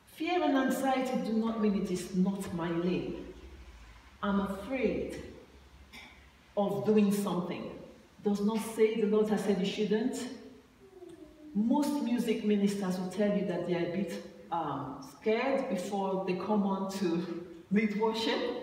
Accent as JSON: {"language": "English", "country": "Nigeria", "tie": "born or raised there", "moved": "yes", "said": "I went to, uh, home in Nigeria and I, I traveled with her from my hometown to Abuja"}